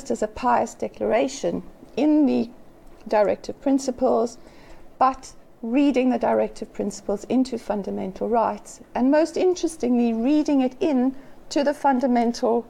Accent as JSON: {"language": "English", "country": "South Africa", "tie": "born or raised there", "said": "as a South African, having grown up under apartheid"}